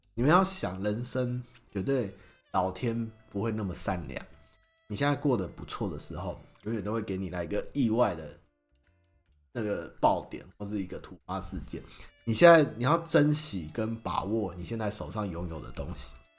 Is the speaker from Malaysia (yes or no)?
no; Xinying, Tainan, Taiwan; 我老家在新营